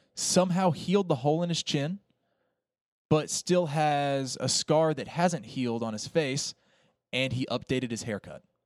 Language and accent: English; Appalachian Mountains, United States; I grew up in the Appalachian Mountains.